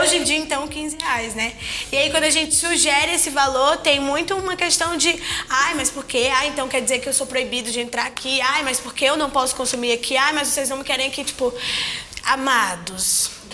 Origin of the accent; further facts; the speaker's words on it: Ceará, Brazil; eu sou cearense